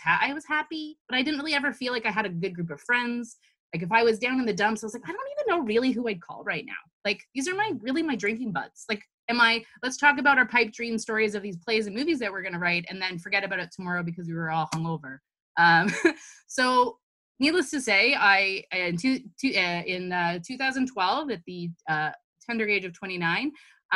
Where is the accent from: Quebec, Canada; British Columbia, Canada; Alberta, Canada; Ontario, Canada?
Ontario, Canada; Toronto; I was born and raised in Toronto